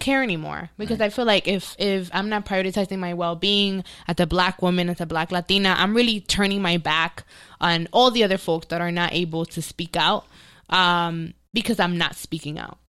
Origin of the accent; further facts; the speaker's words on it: New York City, New York, United States; now in Los Angeles, United States; I grew up in the Bronx